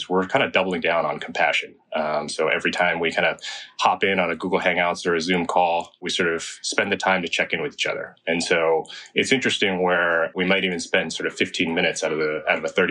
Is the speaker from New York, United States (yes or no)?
no; Bay Area, California, United States; also born or lived in China; grew up in the Bay Area